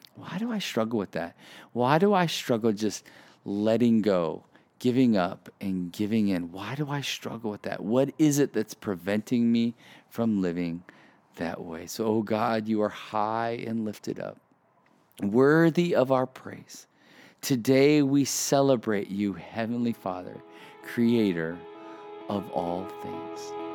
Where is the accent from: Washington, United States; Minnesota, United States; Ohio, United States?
Ohio, United States; moved away as an adult; also born or lived in Chicago, Illinois; So I grew up in the Midwest most of my life. Grew up in Ohio, and then moved to moved to Chicago um, for college.